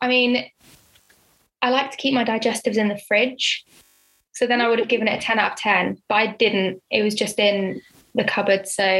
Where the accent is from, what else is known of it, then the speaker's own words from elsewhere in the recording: Henley-on-Thames, South East England, United Kingdom; also born or lived in Oxford; In Henley, which is where my hometown is